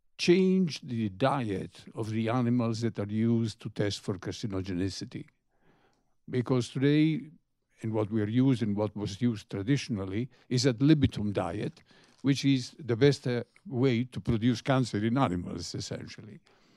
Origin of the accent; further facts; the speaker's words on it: Bethesda, Maryland, United States; from Bethesda.